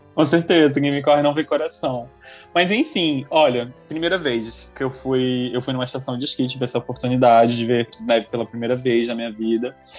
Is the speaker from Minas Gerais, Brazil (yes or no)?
no; Boa Vista, Roraima, Brazil; now in France; nasci em Boa Vista, né? Boa Vista é uma cidade que, tipo, todo mundo... Tem uma linha, uma linhagem muito superficial